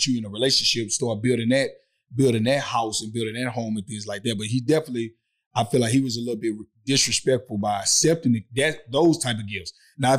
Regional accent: the South, United States; I'm from the South. I say barbecue.

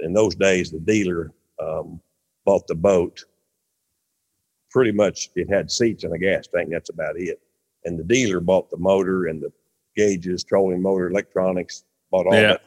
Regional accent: Mansfield, Missouri, United States; We were a real small town where I grew up in Mansfield, Missouri.

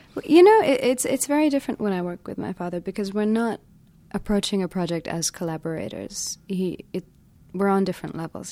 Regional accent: London, United Kingdom; also born or lived in India; I was growing up in London at that time, so I wasn't so involved with India, um, except for the time I would come every year for a couple of months

